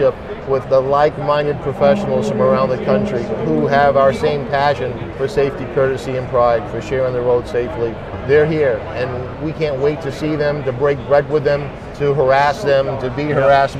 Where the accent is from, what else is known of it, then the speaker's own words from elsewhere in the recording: Maine, United States; we're both from Maine